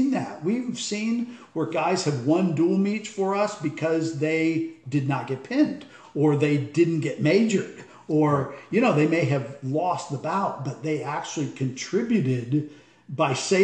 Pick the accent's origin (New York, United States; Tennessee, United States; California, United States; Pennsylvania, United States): Pennsylvania, United States; Corry; moved away; I grew up in Cory, Pennsylvania, District 10 up there, about 30 miles southeast of Erie